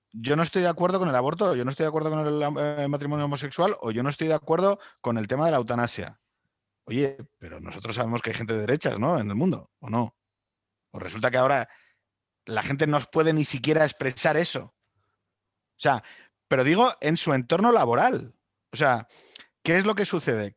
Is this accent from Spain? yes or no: yes; Spain; somos un país